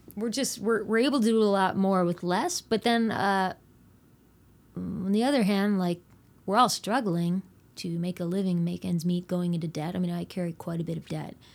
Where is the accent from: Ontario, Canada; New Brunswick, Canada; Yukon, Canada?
New Brunswick, Canada; Fredericton, Rothesay; we moved from Fredericton to Rothsay